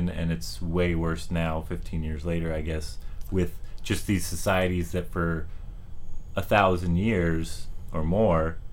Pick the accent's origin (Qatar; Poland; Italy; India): Poland; also born or lived in Denmark; now in Bay Area, California, United States; When I grew up in Poland